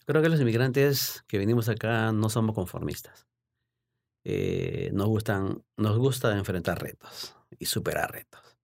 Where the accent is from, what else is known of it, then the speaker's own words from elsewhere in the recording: Lima, Peru; moved away as an adult; also born or lived in Baltimore, United States; now in United States; me inicié como periodista deportivo en, en mi país, en Lima, Perú.